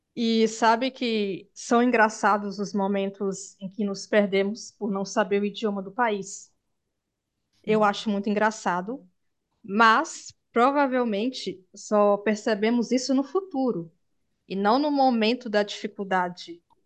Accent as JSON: {"language": "Portuguese", "country": "Brazil", "said": "nós brasileiros"}